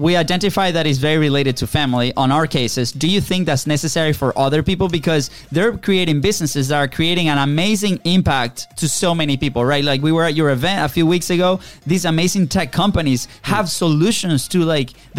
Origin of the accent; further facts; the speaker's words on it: Venezuela; moved away; we are originally from Venezuela